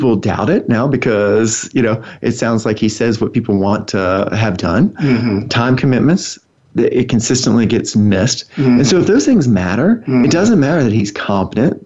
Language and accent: English; the South, United States; growing up in the South. Sometimes we'll say things like, bless your heart.